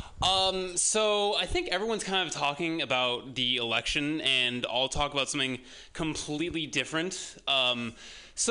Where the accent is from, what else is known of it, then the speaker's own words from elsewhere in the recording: San Dimas, California, United States; I'm from San Dimas.